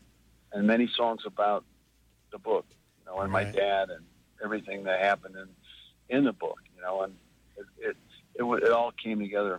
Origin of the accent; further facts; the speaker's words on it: Chicago, Illinois, United States; I'm from Chicago